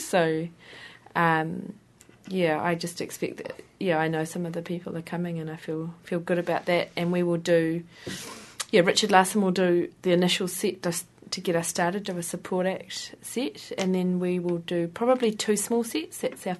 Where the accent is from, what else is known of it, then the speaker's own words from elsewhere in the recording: Hastings, South East England, United Kingdom; I grew up in Hastings, and Hastings is flat.